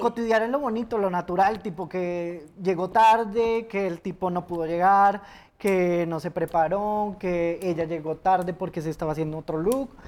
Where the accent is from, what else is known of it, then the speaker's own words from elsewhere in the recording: Neiva, Huila, Colombia; moved away as an adult; also born or lived in Bogotá; yo estaba en mi ciudad natal, origen Neiva